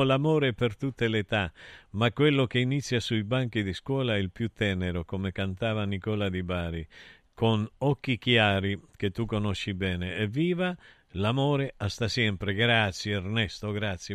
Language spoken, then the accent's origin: Italian; Argentina; Io sono argentino